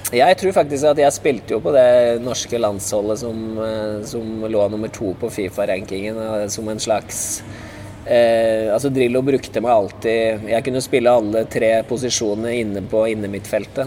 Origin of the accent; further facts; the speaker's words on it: Norway; jeg er nordmann